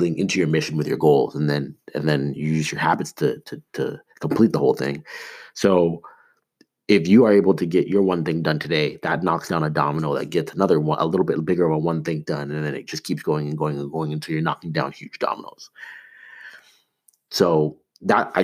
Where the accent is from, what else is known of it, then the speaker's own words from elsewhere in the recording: Toronto, Ontario, Canada; growing up in Toronto